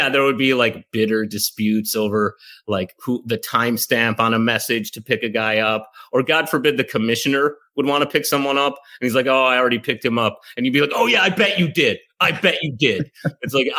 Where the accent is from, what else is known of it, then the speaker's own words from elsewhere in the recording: Chicago, Illinois, United States; moved away; I'm from Chicago originally